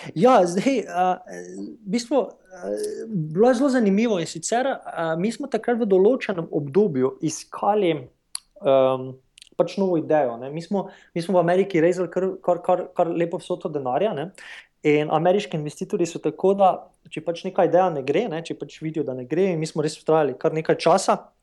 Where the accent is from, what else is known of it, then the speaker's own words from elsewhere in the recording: Maribor, Drava, Slovenia; moved away as an adult; also born or lived in New York / San Francisco; jaz sem sicer slovenec, sem iz Maribora